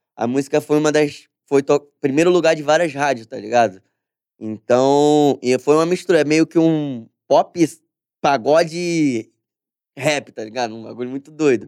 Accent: Brazil; Eu nunca saí do Brasil

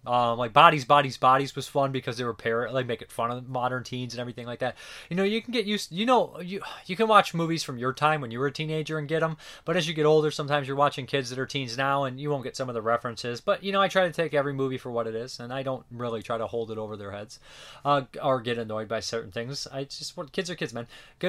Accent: Boston, Massachusetts, United States; The director, Tom DeSimone, is from my hometown of Boston.

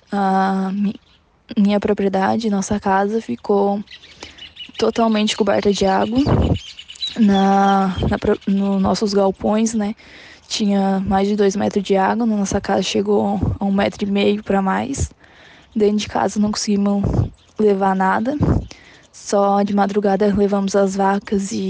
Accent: São Martinho, Brazil; sou do município de São Martinho, tenho 19 anos

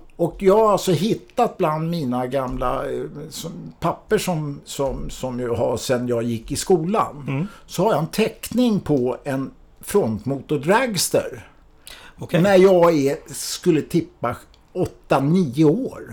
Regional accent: Mälaröarna, Stockholm County, Sweden; jag är ju uppvuxen ute på Mälaröarna

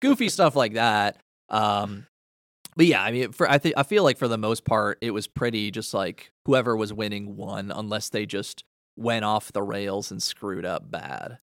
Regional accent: Canada; I'm from the Great White North

